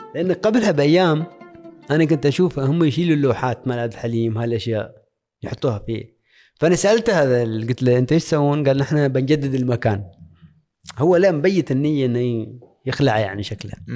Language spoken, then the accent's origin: Arabic; Oman; moved away as an adult